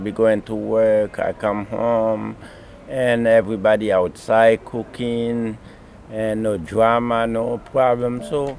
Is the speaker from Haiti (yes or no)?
yes; Haiti; now in New York City, United States; I'm from Haiti.